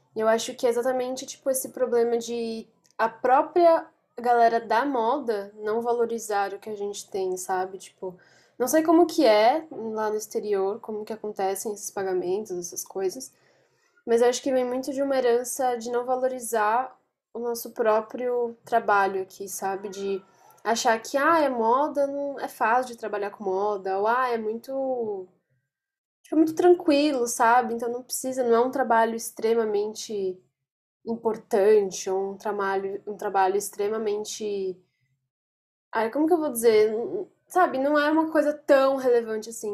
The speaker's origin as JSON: {"language": "Portuguese", "region": "São Paulo", "country": "Brazil", "said": "eu sou de São Paulo"}